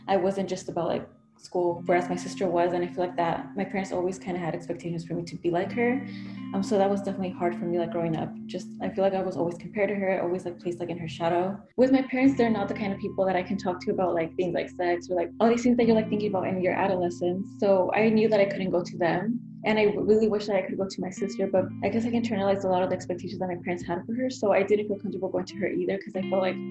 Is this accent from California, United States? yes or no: yes; California, United States; moved away as an adult; also born or lived in Mexico / Santa Ana, California; now in Chicago, United States; I was born in Mexico and I was brought to the U.S. when I was about 8 months old. So I was living in California for most of my life until I moved to Chicago to continue my studies